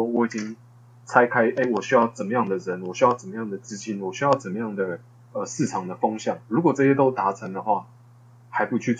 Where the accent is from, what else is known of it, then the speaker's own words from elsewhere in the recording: Hsinchu, Taiwan; 然后然后回我老家在新竹嘛，那就回回我老家